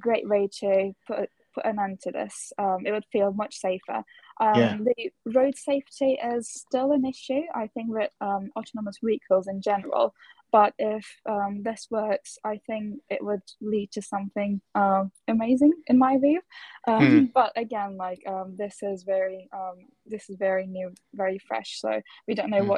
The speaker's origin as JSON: {"language": "English", "country": "Turkey", "said": "I'm from Turkey"}